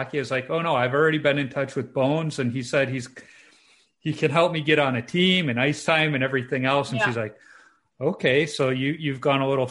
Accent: Chicago, Illinois, United States; moved away as an adult; now in White Bear Lake, United States; I grew up in Chicago

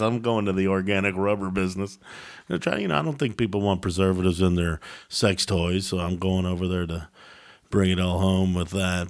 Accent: Louisville, Kentucky, United States; I grew up in Louisville. It's not, it's kinda in between the Midwest and the South

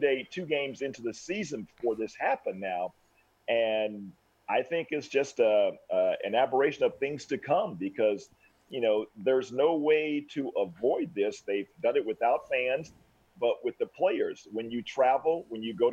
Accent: Oklahoma City, Oklahoma, United States; moved away as an adult; now in Leawood, United States; I grew up in Oklahoma City, but living here in Kansas City, Leawood, Kansas, since 1986

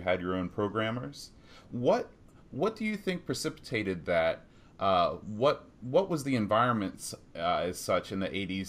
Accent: United States; as an American

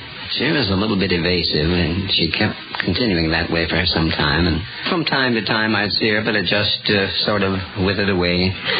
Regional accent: Pittsburgh, Pennsylvania, United States; Pittsburgh, Pennsylvania.

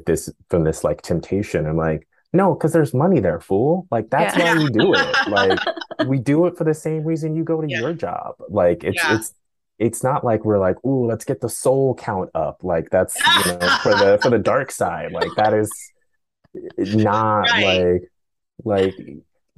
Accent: Oakland, California, United States; I grew up in Oakland

